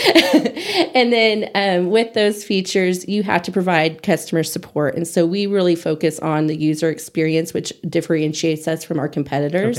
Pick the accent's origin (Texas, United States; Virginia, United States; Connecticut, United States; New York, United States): Texas, United States; Amarillo; now in Hereford, United States; I'm born and raised in Amarillo